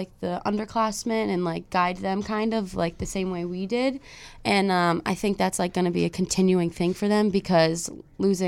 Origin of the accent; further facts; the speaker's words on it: Cheshire, Connecticut, United States; I'm from Cheshire, so obviously, like, I grew up around Quinnipiac